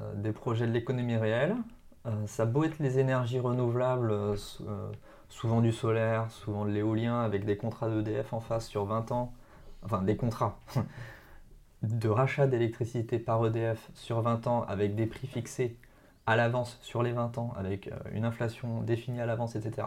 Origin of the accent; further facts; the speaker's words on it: near Marcoussis, Essonne, Île-de-France, France; une, ville à côté de bah, de là où j'ai grandi en fait